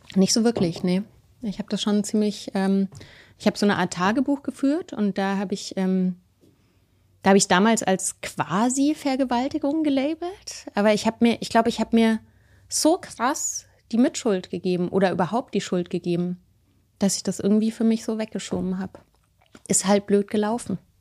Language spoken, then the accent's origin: German; Munich, Bavaria, Germany; moved away; also born or lived in Berlin; ich bin ja in München aufgewachsen